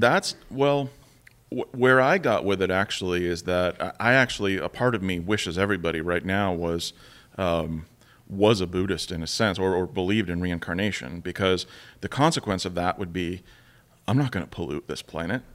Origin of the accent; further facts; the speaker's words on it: United States; sitting there as an American again